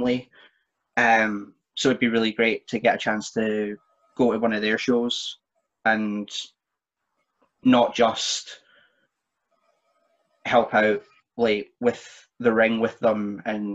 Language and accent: English; Perth, Scotland, United Kingdom; my hometown in Perth